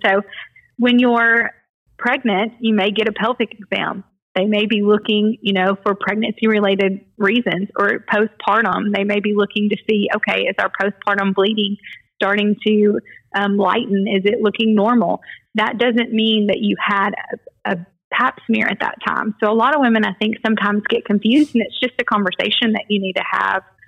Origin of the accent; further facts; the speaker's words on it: Dyersburg, Tennessee, United States; I'm from Dyersburg, was born and raised in Dyersburg